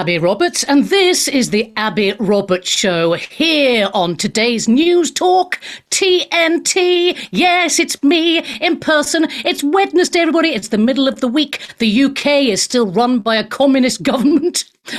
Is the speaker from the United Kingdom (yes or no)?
no; Australia; accent: Australian; I've been criticised already for my Australian accent by Siv, who I'm sure will be calling in later.